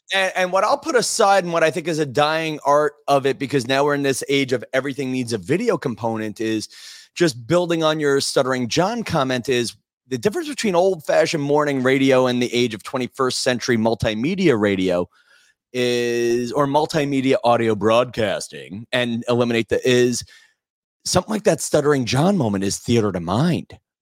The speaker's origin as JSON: {"language": "English", "town": "Massapequa", "region": "New York", "country": "United States", "tie": "born or raised there", "said": "I grew up in Massapequa, Long Island"}